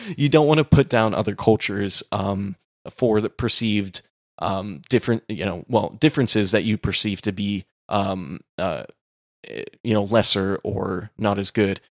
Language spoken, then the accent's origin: English; Texas, United States; growing up in Texas